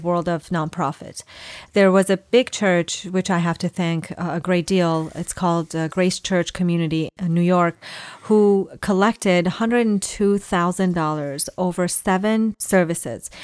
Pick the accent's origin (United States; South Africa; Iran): Iran; I was born in Iran uh, to Assyrian parents